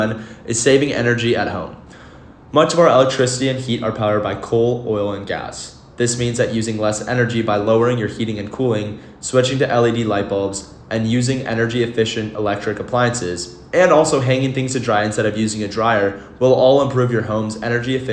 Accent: Marin County, California, United States; As someone who was born and raised in Marin

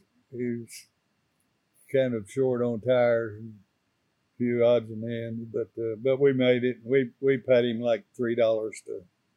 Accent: Wewoka, Oklahoma, United States; I started a school at a little country school about 7 miles south of Wewoka.

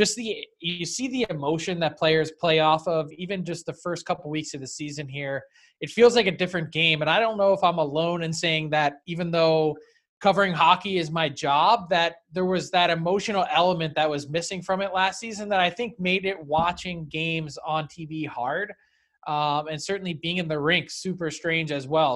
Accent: Philadelphia, Pennsylvania, United States; I grew up in the Philly area

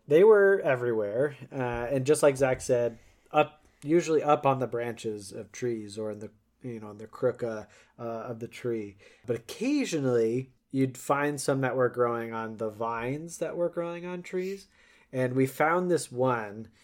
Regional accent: Colorado, United States; growing up in Colorado

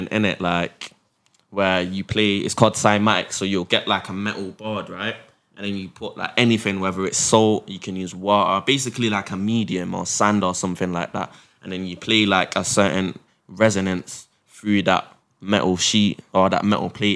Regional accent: Manchester, North West England, United Kingdom; born and bred in Manchester. I was born at St. Mary's Hospital. I've never left England.

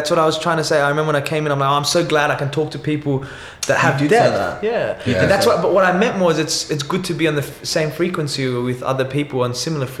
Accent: Sydney, New South Wales, Australia; I'm from Western Sydney, yeah? So the demographic is a little bit different. It's a low socioeconomic, yeah?

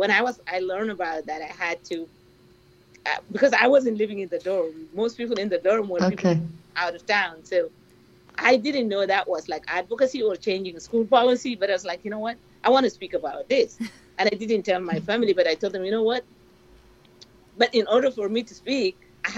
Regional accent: Kabkabiya, North Darfur, Sudan; moved away as an adult; I'm originally from Darfur

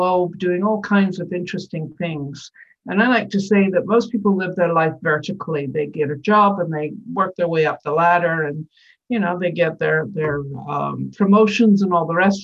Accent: Scotland, United Kingdom; moved away; as a child on the steps of my tenement building, growing up in Scotland

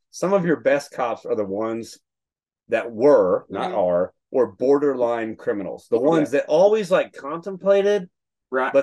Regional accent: Texas, United States; moved away; I'm from Texas

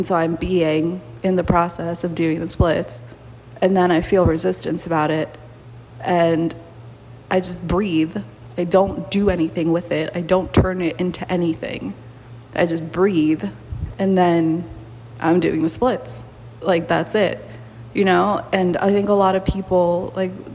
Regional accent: Mexico; moved away; also born or lived in United States; I've never thought of myself as Mexican, even though I was born there. I've never thought of myself as American.

